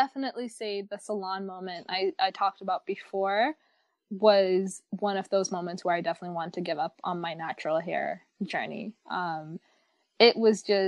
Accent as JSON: {"language": "English", "region": "New York", "country": "United States", "said": "I'm from New York. I live in New York"}